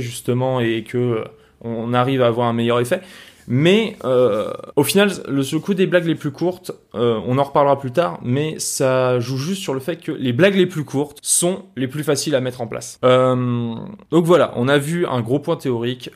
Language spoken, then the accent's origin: French; France